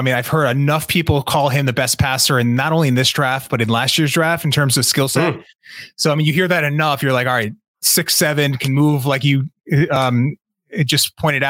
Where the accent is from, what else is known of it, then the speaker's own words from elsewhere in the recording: Connecticut, United States; I'm from Connecticut